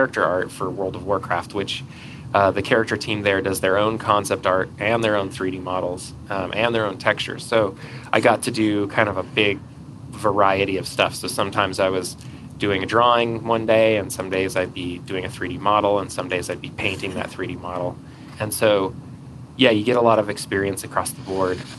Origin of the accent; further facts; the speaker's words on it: Atlanta, Georgia, United States; moved away as an adult; also born or lived in California; now in Utah, United States; I grew up in Atlanta